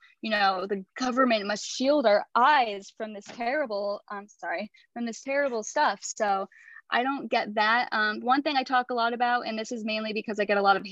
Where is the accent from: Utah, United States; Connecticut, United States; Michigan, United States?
Connecticut, United States; I'm from Connecticut